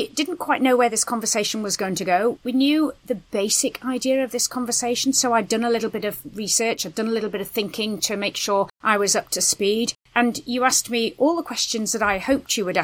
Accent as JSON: {"language": "English", "country": "United Kingdom", "said": "We're British"}